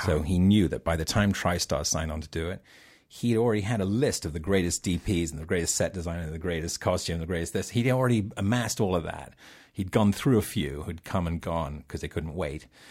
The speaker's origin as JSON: {"language": "English", "region": "England", "country": "United Kingdom", "tie": "born or raised there", "said": "growing up in England"}